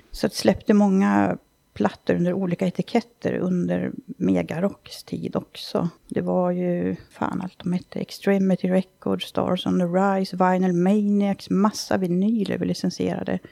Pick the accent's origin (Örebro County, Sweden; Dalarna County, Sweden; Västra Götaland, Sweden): Dalarna County, Sweden; moved away; hemma i Dalarna